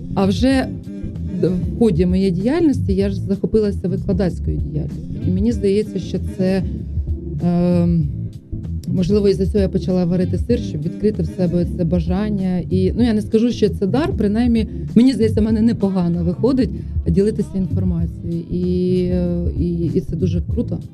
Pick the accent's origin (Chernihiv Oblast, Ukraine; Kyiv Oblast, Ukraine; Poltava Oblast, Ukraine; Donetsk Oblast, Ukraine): Poltava Oblast, Ukraine; Chutove; moved away; also born or lived in Khorol / Shyshaky / Kyiv; Я народилася в Хорулі, але росла в Чутово